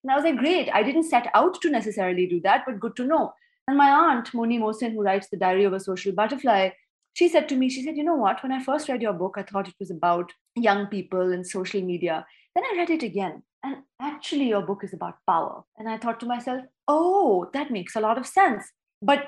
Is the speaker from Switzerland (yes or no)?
no; Pakistan; I'm a Pakistani author